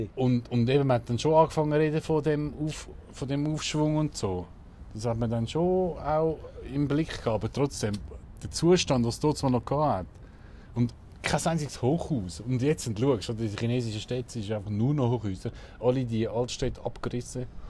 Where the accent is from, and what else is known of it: Switzerland